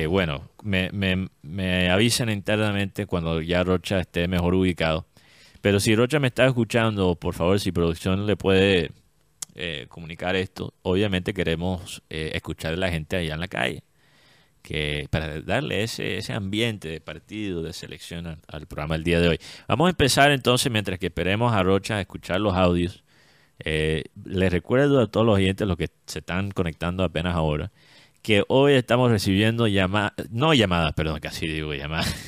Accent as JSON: {"language": "Spanish", "region": "Caribbean coast", "country": "Colombia", "said": "todos nosotros aquí en la costa"}